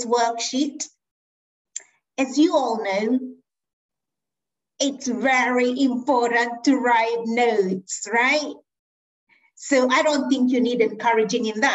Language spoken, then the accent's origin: English; Kenya; moved away; I was born in Kenya.